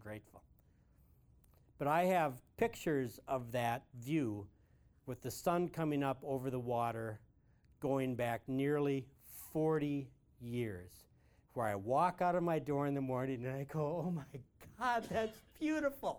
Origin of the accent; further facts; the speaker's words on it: Malta Township, Big Stone County, Minnesota, United States; In Malta Township, where I was born